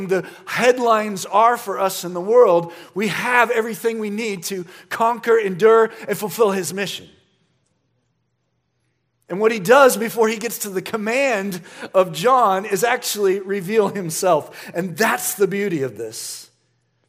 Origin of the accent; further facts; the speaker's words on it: United States; as American Christians